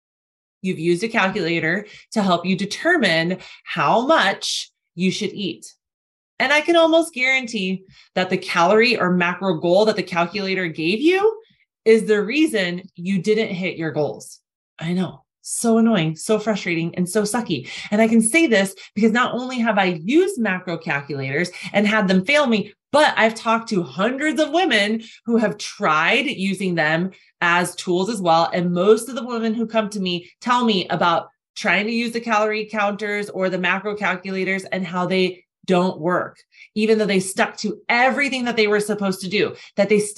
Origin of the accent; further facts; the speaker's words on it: Arizona, United States; I'm from Arizona